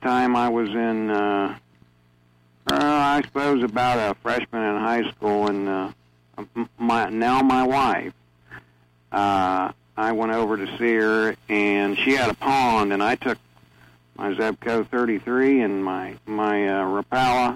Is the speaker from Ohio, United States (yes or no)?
yes; Lima, Ohio, United States; I grew up here in Ohio. I've lived in the Lima area all my life.